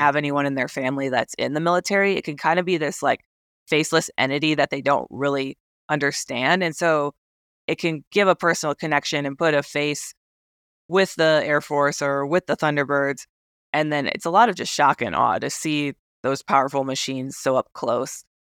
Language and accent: English; Wisconsin, United States; moved away as an adult; also born or lived in Japan; growing up in Wisconsin